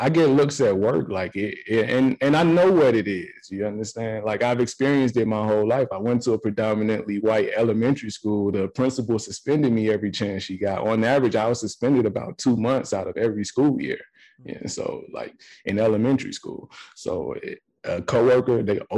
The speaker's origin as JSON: {"language": "English", "town": "Atlanta", "region": "Georgia", "country": "United States", "tie": "born or raised there", "also_born_or_lived": "Nashville, Tennessee / Savannah, Georgia", "moved": "as an adult", "lives_now": "Denver, United States", "said": "Growing up in Atlanta"}